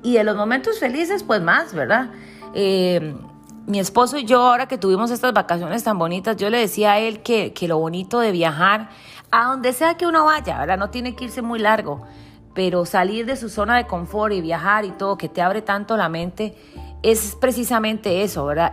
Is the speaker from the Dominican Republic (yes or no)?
no; Costa Rica; moved away; cuando estaba en mi terruño, con mis raíces, con mis cosas, ¿verdad? En mi charco, como decimos en buen tico